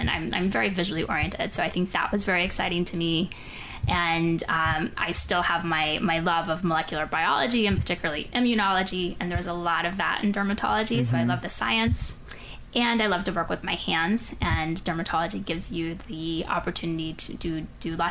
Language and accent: English; Pensacola, Florida, United States; moved away as an adult; I grew up in Pensacola, Florida